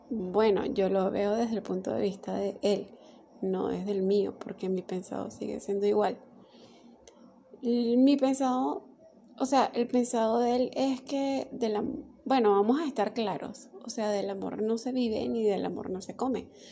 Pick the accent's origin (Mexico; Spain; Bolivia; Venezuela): Venezuela; yo soy de Venezuela